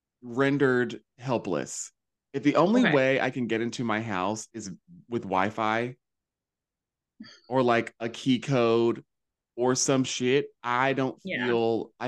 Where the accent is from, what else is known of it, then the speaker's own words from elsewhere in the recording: the South, United States; moved away; I was raised in the South